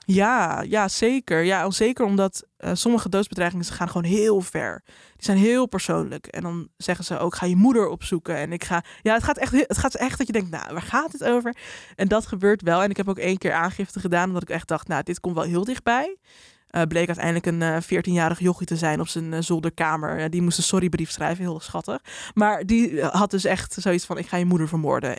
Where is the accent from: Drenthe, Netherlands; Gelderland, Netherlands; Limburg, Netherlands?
Drenthe, Netherlands; moved away as an adult; also born or lived in Amsterdam; now in Randstad, Netherlands; Ik kom uit Drenthe